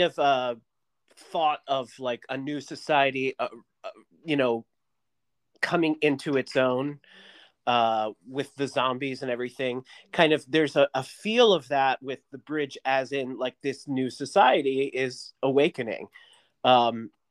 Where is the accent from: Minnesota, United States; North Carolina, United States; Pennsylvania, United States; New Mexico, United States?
Pennsylvania, United States; Western; I'm from Western Pennsylvania.